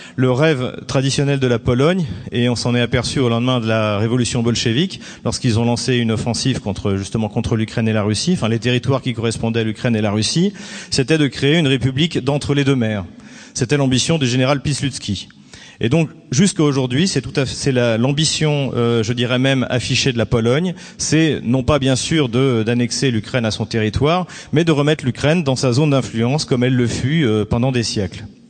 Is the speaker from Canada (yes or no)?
no; France; je suis français et donc de formation française, je suis même un pur produit des écoles françaises